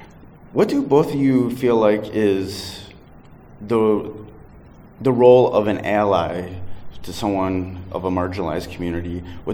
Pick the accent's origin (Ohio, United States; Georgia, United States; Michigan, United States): Michigan, United States; Detroit; I'm from Detroit, was really involved in the hip-hop scene. So I'm a white dude around, you know, a predominantly black city